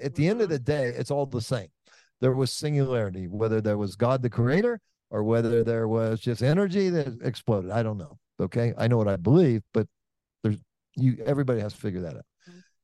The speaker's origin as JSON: {"language": "English", "town": "Oakland", "region": "California", "country": "United States", "said": "I'm from Oakland, California"}